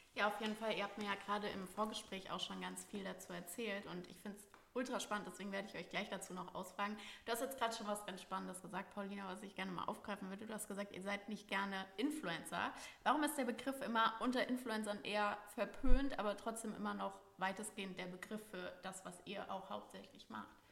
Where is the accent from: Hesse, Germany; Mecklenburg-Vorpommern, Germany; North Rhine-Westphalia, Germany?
Hesse, Germany; Frankfurt; Ich bin ja auch aus Frankfurt äh, gebürtig